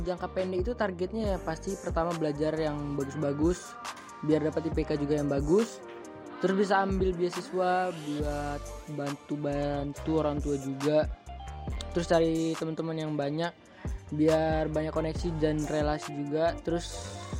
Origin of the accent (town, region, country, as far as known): Sumatra, Indonesia